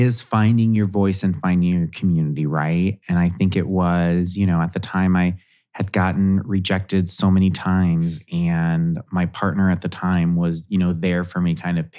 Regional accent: Southwest Ohio, United States; I'm from Southwest Ohio.

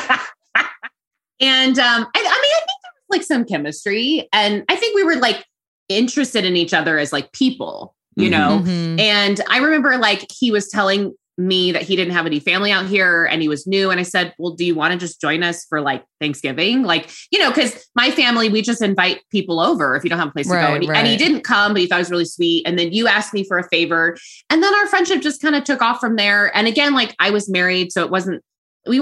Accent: Redlands, California, United States; I'm from Redlands, California, which is like a really cute little town in Southern California. And that's where I currently live too.

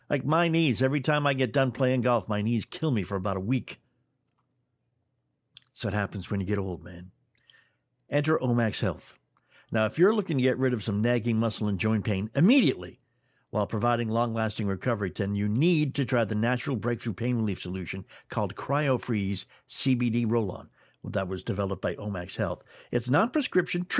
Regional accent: near Montreal, Quebec, Canada; I grew up in an area quite close to Montreal

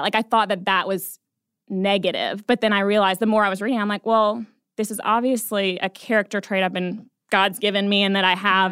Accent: Atlanta, Georgia, United States; now in Nashville, United States; I'm from Atlanta originally.

